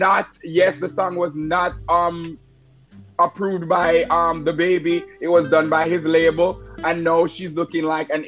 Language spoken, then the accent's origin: English; Jamaica; We're Jamaican